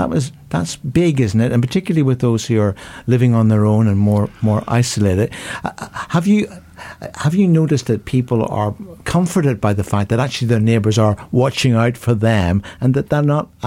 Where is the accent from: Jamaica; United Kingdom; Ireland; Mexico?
United Kingdom; Oh, we're British, you know. I have to be introduced.